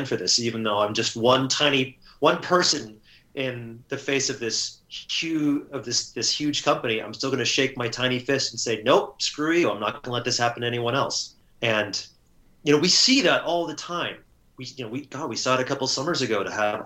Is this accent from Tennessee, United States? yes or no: no; Southern California, United States; moved away as an adult; now in Seattle, United States; I was born and raised and educated in Southern California, and really kind of stayed in the same 20, 30 mile radius for most of my life.